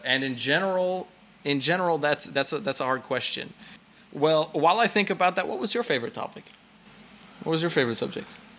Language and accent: English; California, United States; moved away as an adult; now in Brno, Czechia; I was born and raised in California